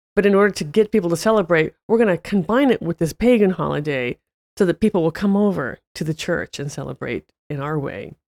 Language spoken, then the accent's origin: English; United States; even as an American